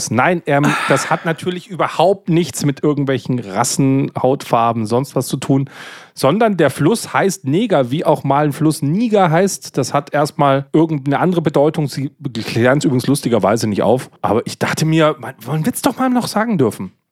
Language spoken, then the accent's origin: German; Bavaria, Germany; ich komme hier aus Bayern. In Bayern trinkt man sehr gerne Weißbier-Mischgetränke, gerade im Sommer.